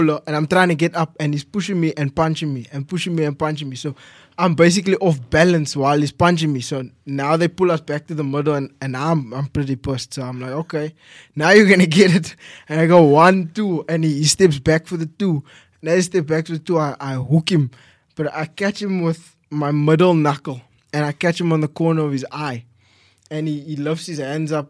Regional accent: Mitchells Plain, Western Cape, South Africa; also born or lived in Gordon's Bay / Somerset West / Strand; Yes. I moved quite a bit. Like, I was born in Mitchells Plain.

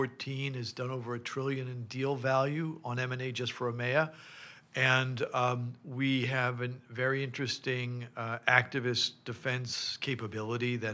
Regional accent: Massachusetts, United States; now in Paris, France; I grew up in the United States in Massachusetts

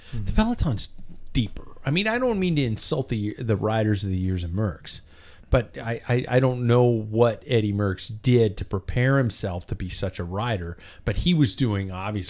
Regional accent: United States; I'm American.

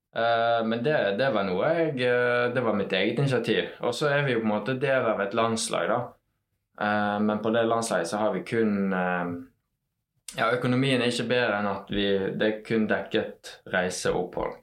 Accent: Os, Vestland, Norway; Jeg er oppvokst på Os

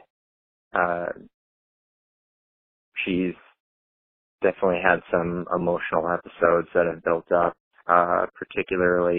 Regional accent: Iowa, United States; I'm from Iowa

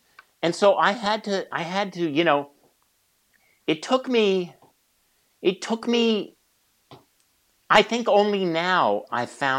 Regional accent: California, United States; also born or lived in San Francisco; Believe me, I grew up in small farm towns in the San Joaquin Valley.

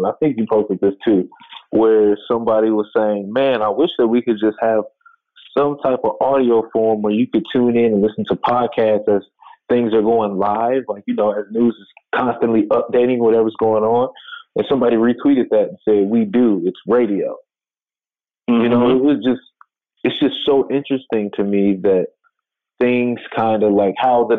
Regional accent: Chicago, Illinois, United States; growing up in Chicago, going to school every morning with my dad dropping me off at school

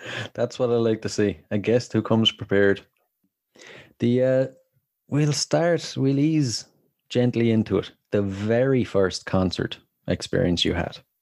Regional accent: Ireland; accent: Irish; I'm from Ireland

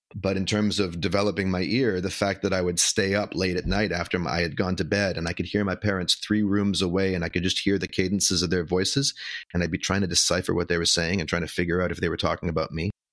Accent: Vancouver, British Columbia, Canada; moved away as an adult; now in Brooklyn, United States; I'm from Vancouver, Canada, originally.

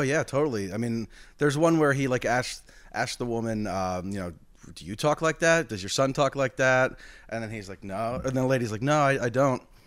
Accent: United States; as an American

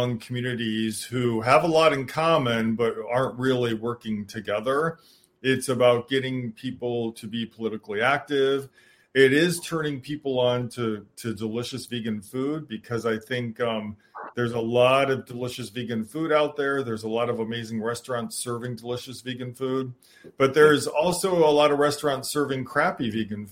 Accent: Michigan, United States; I grew up in Michigan

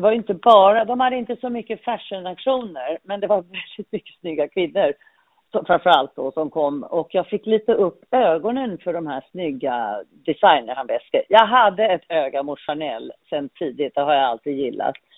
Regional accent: Malmö, Skåne, Sweden; moved away as an adult; also born or lived in London; jag är uppvuxen i Malmö

